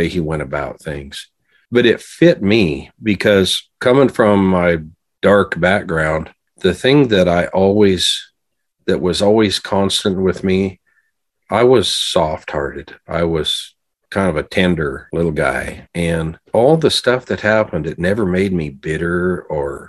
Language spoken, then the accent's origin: English; Montana, United States; growing up in Montana